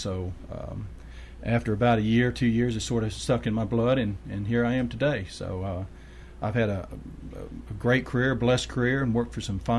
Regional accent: New Jersey, United States; also born or lived in Murfreesboro, Tennessee / Cannon County, Tennessee; now in Tennessee, United States; I grew up in New Jersey, in a kind of an implant, and came back south where my father and my mother were raised. But we came to Murfreesboro, and shortly thereafter moved over to Cannon County. So I consider myself a Cannon County boy.

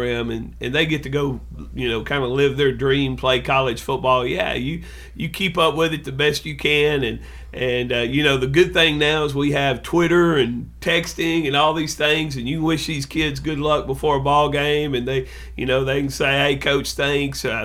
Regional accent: West Tennessee, United States; also born or lived in Cleveland, Tennessee / Oak Ridge, Tennessee / Memphis, Tennessee; I grew up West Tennessee

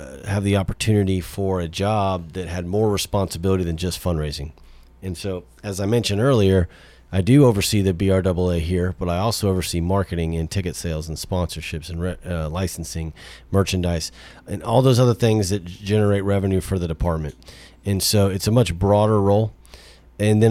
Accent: Houston, Texas, United States; moved away as an adult; also born or lived in South Louisiana; now in Murfreesboro, United States; we're from Texas. I'm from Houston.

